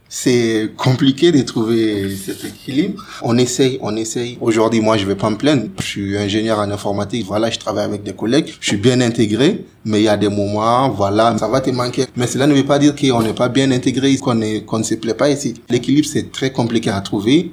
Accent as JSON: {"language": "French", "country": "Mali", "moved": "as an adult", "lives_now": "France", "said": "quand on a quitté le Mali"}